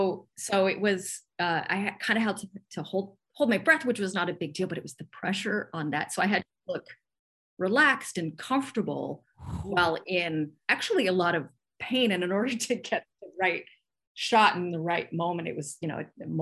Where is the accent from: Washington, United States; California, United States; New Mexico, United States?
California, United States; Santa Monica; And since I'm from Santa Monica, it's like, this is just, I was on Lincoln Boulevard, which is not the boulevard that best represents LA, and especially then.